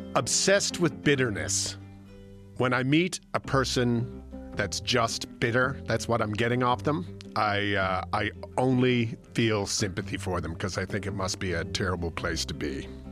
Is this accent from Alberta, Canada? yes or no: no; St. John's, Newfoundland and Labrador, Canada; now in Toronto, Canada; I grew up just outside of Saint John's, Newfoundland